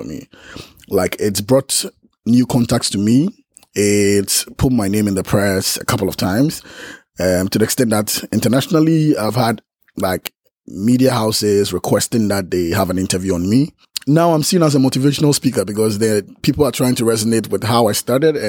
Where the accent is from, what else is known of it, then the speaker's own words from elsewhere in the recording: Ghana; I'm from Ghana